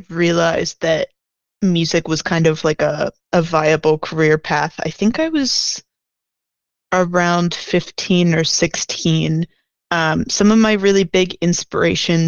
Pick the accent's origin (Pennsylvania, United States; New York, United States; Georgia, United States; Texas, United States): Pennsylvania, United States; moved away as an adult; also born or lived in Washington, D.C.; now in Chicago, United States; I was like raised in kind of middle of nowhere, Pennsylvania